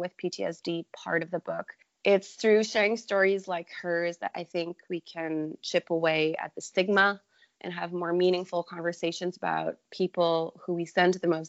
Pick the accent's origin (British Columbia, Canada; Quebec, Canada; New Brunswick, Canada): Quebec, Canada; now in Ontario, Canada; growing up in Quebec.